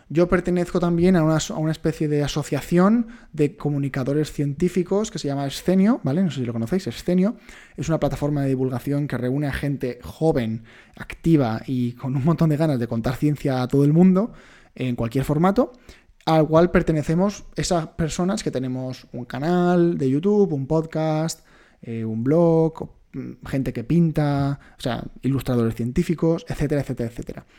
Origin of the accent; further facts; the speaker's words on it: Majorca, Balearic Islands, Spain; yo soy mallorquín